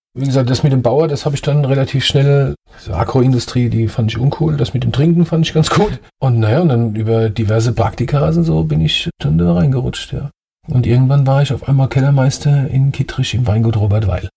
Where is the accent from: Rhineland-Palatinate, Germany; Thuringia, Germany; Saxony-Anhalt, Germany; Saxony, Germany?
Rhineland-Palatinate, Germany; Ludwigshafen; born or raised there; accent: Palatinate (Pfälzisch); also born or lived in Mannheim / Heidelberg / Annweiler; now in Nierstein, Germany